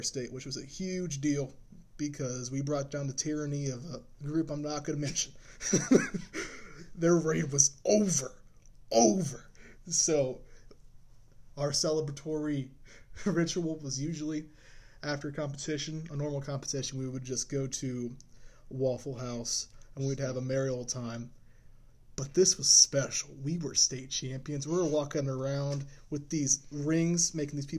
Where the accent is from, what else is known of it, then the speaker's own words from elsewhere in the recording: United States; we're American